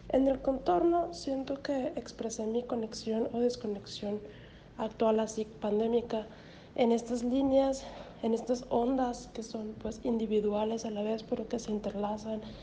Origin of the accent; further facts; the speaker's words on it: Hermosillo, Sonora, Mexico; moved away; also born or lived in the north; Pero soy de aquí, soy de Hermosillo, entonces, pero viví mucho tiempo fuera, en el norte